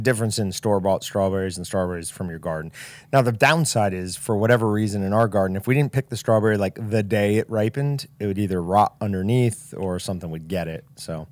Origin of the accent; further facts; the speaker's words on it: Kansas, United States; I'm from Kansas